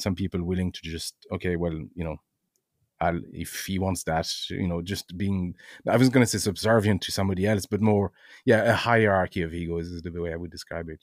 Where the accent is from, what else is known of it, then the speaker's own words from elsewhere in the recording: Brittany, France; now in Ireland; I'm originally from France, um, uh, in hmm. Brittany, in France.